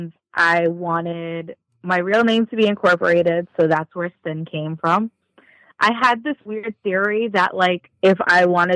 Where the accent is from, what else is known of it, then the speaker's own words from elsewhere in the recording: New York, United States; I'm from New York